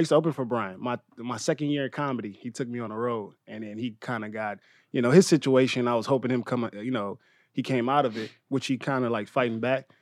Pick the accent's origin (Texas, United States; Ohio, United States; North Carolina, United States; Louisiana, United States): Louisiana, United States; also born or lived in Inglewood, Los Angeles; now in Los Angeles, United States; I'm from Louisiana